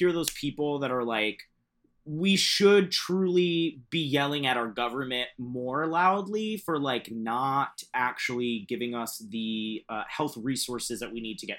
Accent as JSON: {"language": "English", "region": "Central Florida", "country": "United States", "tie": "born or raised there", "moved": "as an adult", "said": "I grew up in Central Florida in a like Catholic Puerto Rican family."}